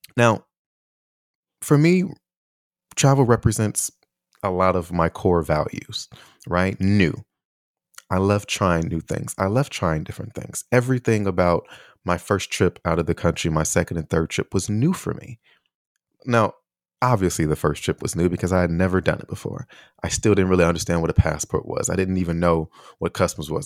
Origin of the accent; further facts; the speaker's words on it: Chicago, Illinois, United States; moved away; also born or lived in Taiwan; growing up in Chicago